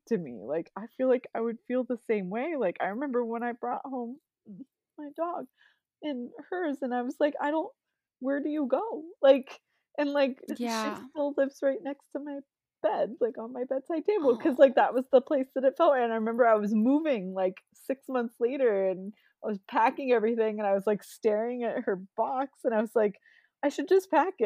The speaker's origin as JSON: {"language": "English", "region": "Ohio", "country": "United States", "tie": "born or raised there", "said": "I grew up 45 minutes away."}